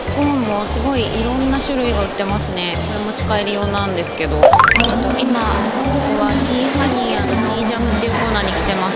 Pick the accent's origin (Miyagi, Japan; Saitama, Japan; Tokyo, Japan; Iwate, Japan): Miyagi, Japan; 私の地元宮城